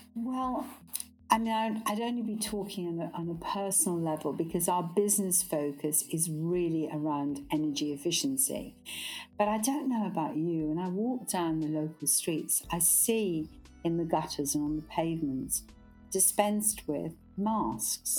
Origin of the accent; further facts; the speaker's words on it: Glasgow, Scotland, United Kingdom; moved away; I'm a Scot by birth, brought up in Glasgow